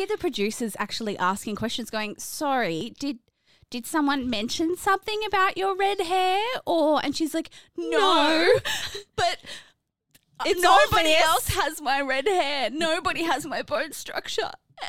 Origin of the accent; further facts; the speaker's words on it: Australia; we're Australian, bro.